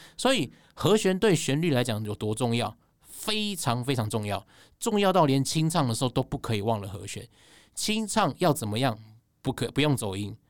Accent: Taipei, Taiwan; 我是台北人

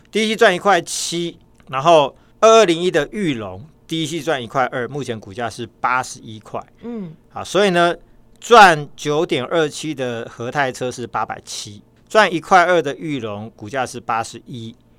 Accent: Taiwan; 那我台湾人。

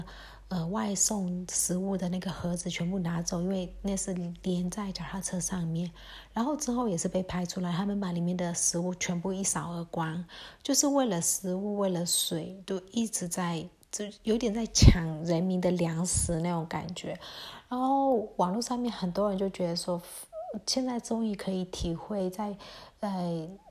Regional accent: Myanmar; Chinese is a second language; 就是缅甸，我们缅甸人很喜欢吃酸酸的，像连芒果，我们都是青芒果加辣椒酸的这种拌的。

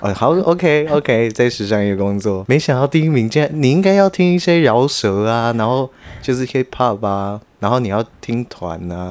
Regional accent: Kaohsiung, Taiwan; moved away as an adult; also born or lived in Taipei; 我们都是高雄人，所以我们都是在台北租房子

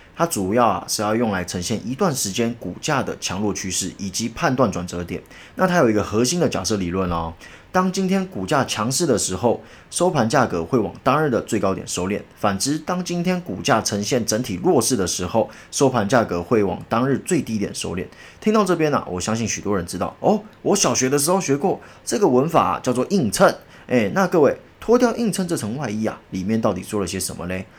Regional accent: Taiwan; 我们台湾人

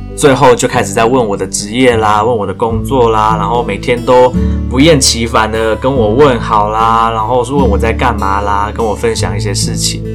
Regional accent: Taiwan; 我很努力学英文，然后去参加这个英文聚会，就是为了要再继续增进我英文能力的一个台湾人

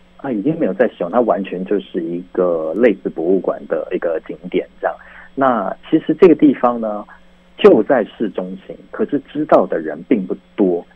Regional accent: Taiwan; 我们台湾人

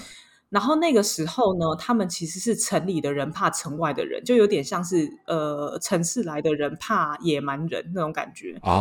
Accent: France; 然后他们要么就是来我们。左就是他们的左边邻居，就是我们法国这边度假

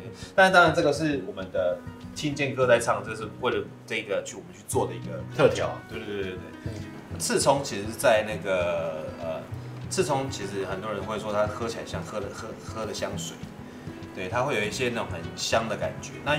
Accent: Hualien County, Taiwan; 因为我花莲人，我也是花莲人。

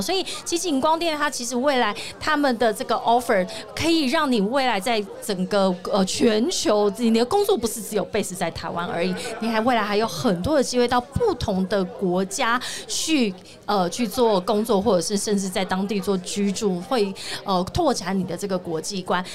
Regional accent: Tainan, Taiwan; moved away; 我是台南人

